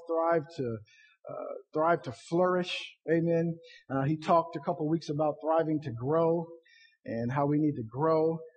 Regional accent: Ohio, United States; I'm from Ohio

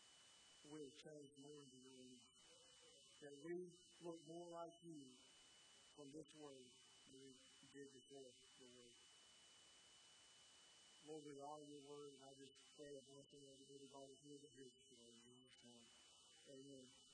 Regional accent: Edgewood, Indiana, United States; moved away as an adult; now in North Carolina, United States; I grew up in Edgewood, and I did the sports there

